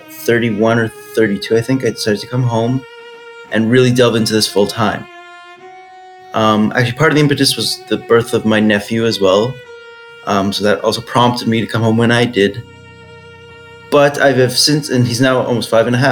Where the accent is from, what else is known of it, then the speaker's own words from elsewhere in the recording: Toronto, Ontario, Canada; my hometown in Toronto